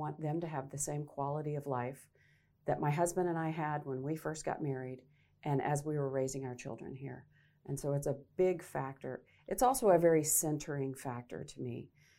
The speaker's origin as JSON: {"language": "English", "region": "Arkansas", "country": "United States", "tie": "born or raised there", "moved": "as an adult", "lives_now": "Nebraska, United States", "said": "What brought me to Nebraska was I am a native Arkansan, so I grew up in Arkansas. At age 18, decided to go into broadcast journalism."}